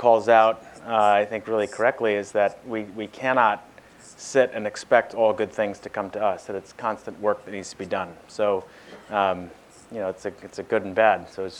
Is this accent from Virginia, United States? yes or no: no; Boston, Massachusetts, United States; my hometown of Boston